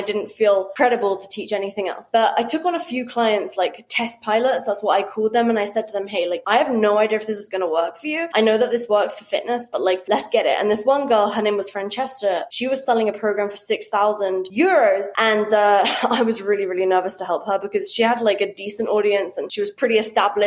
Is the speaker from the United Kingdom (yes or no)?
yes; United Kingdom; as a British person